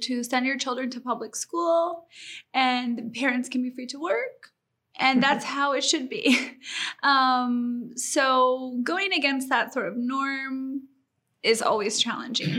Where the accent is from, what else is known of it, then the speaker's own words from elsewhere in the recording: Colorado, United States; now in South Florida, United States; I'm from Colorado